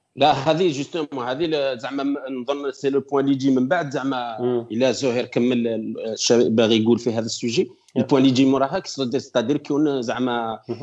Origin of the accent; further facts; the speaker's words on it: Algeria; now in Switzerland; عندنا في الجزائر